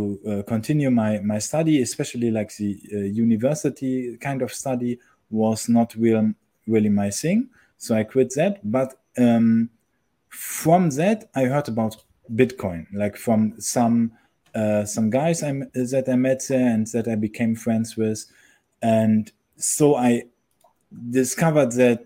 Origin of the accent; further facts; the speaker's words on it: Germany; moved away as an adult; I'm actually originally from Europe, but last year, I decided to quit my country. I'm coming from Germany